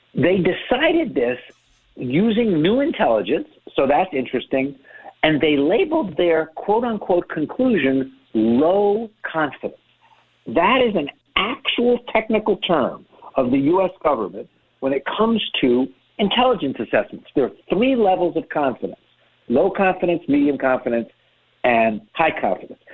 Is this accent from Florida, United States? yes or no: yes; Miami, Florida, United States; I grew up in Miami.